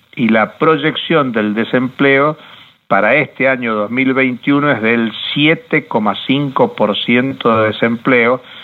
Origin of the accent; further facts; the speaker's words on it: Argentina; No lo digo como argentino